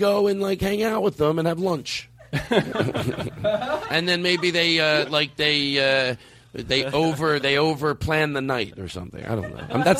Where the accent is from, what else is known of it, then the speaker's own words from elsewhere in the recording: Philadelphia, Pennsylvania, United States; moved away; I'm from Philadelphia